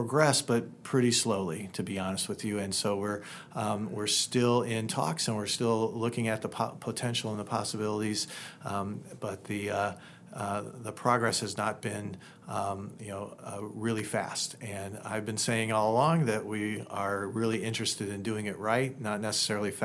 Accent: Indiana, United States; now in La Crosse, United States; I come from Indiana, and my parents still live there

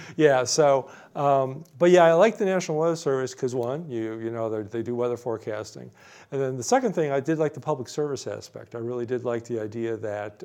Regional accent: Chicago, Illinois, United States; moved away as an adult; now in New Jersey, United States; growing up in Chicago, my dad would get the pizza

